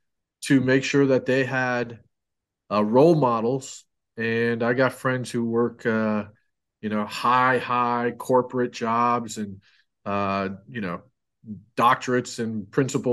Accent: Rensselaer, New York, United States; moved away; I grew up in Rensselaer, New York

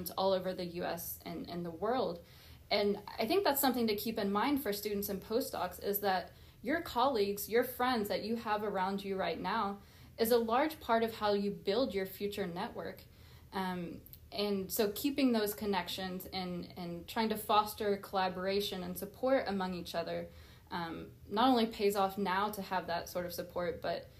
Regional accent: Oklahoma, United States; moved away as an adult; be able to come back and be a part of moving that forward in my home state

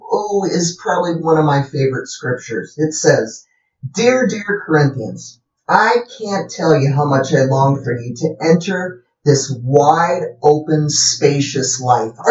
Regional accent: South Dakota, United States; Growing up in South Dakota. up in South Dakota, where we had lots of fields and we went running all

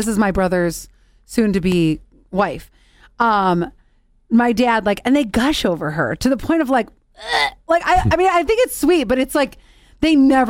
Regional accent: Ohio, United States; moved away; when I go back to my home state of Ohio

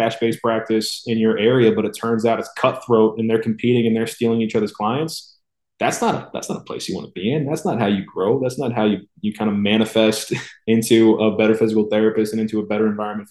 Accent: Raynham, Massachusetts, United States; moved away as an adult; now in Miami, United States; pretty much in my hometown. Rainham, Massachusetts

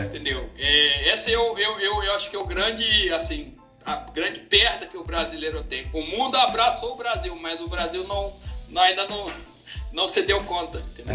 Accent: Senegal; now in Brazil; eu sou brasileiro naturalizado, vindo da África, do Senegal, oh. há uns 28 anos atrás

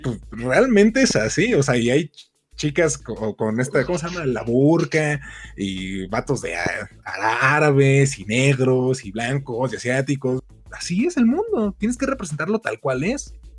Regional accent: Mexico; soy un mal mexicano

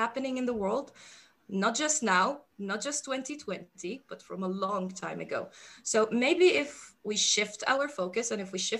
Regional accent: Syria; first language Arabic; English is a second language; moved away as an adult; now in Netherlands; I am originally a Palestinian refugee who was born in Syria to a Lebanese mother

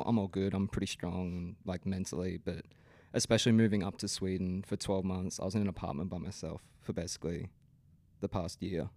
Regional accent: Brisbane, Queensland, Australia; I grew up in the Brisbane scene

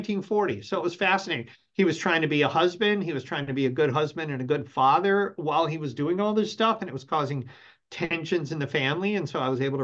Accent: Detroit, Michigan, United States; moved away; my hometown, Detroit

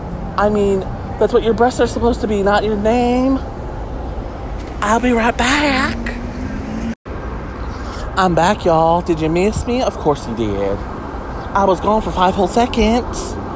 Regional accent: the South, United States; And I'm from the South and I know what makes sense.

